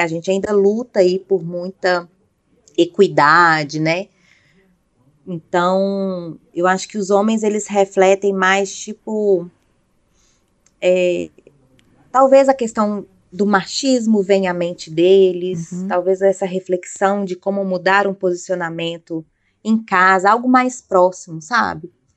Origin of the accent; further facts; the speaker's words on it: Belo Horizonte, Minas Gerais, Brazil; moved away; Belo Horizonte, que é a minha cidade natal